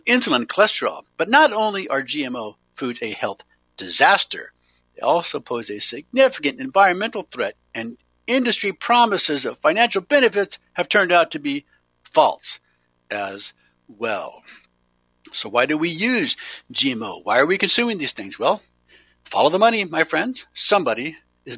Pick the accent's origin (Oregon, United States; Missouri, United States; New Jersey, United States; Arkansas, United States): Oregon, United States; Eugene; I grew up in Eugene, Oregon